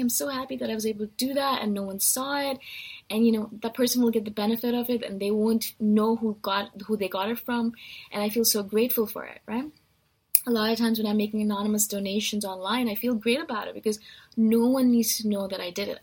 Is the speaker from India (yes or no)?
yes; India; I'm Indian